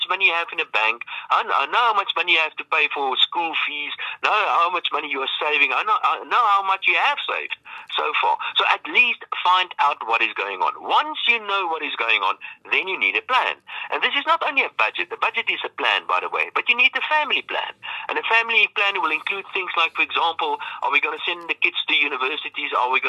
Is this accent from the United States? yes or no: no; South Africa; That, I think, is a real great opportunity for being a South African.